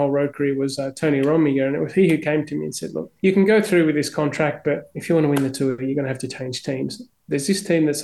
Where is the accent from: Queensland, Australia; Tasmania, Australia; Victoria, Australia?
Victoria, Australia; Melbourne; also born or lived in Barunga, Northern Territory, Australia; we're both from Melbourne